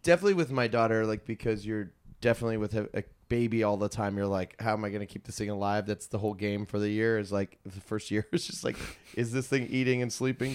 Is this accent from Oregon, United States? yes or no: no; Virginia, United States; moved away; I'm from Virginia